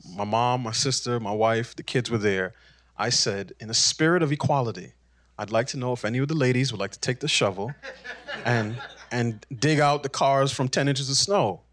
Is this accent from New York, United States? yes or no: yes; New York City, New York, United States; I grew up in New York City.